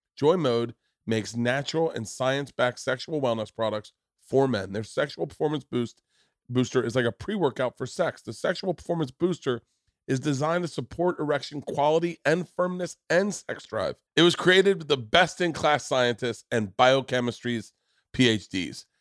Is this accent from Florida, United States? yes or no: yes; Florida, United States; moved away; also born or lived in New York; I grew up in Florida